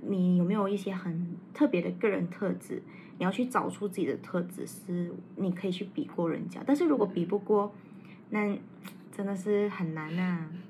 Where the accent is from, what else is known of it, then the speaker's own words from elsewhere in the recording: Malaysia; 我们马来西亚人